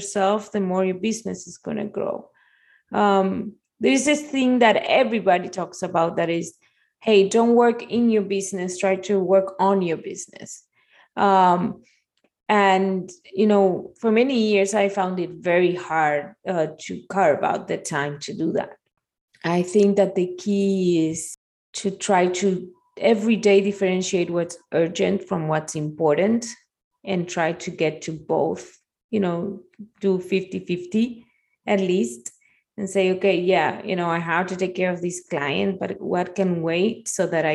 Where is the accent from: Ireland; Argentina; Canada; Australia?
Argentina; moved away as an adult; also born or lived in Spain; now in Miami, United States; I'm Argentinian. I was born in Argentina